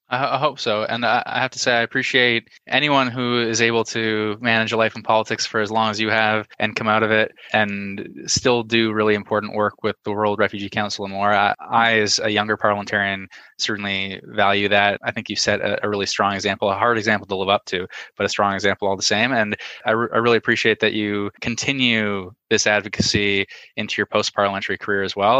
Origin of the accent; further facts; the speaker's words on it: Canada; I'm a Canadian, a proud Canadian, but I'm also a citizen of the world